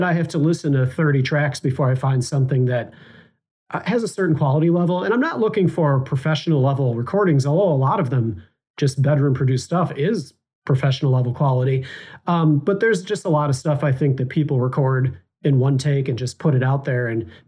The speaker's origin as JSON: {"language": "English", "town": "Chicago", "region": "Illinois", "country": "United States", "tie": "born or raised there", "said": "I'm Chicago-based"}